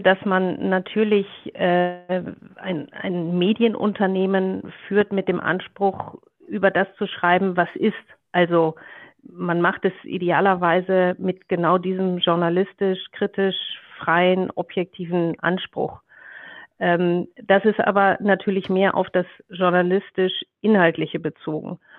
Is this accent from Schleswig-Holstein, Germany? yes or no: no; Ruhr area, North Rhine-Westphalia, Germany; moved away; meine Kindheit im Ruhrgebiet ähm, Mitte der 70er Jahre war, äh, war wunderbar